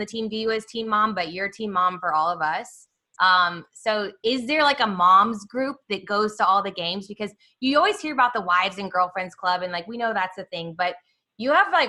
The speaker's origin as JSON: {"language": "English", "town": "Kansas City", "region": "Missouri", "country": "United States", "tie": "born or raised there", "said": "So, Dawn, I have to tell you, I grew up in Kansas City, and my whole dad's family is from Ohio."}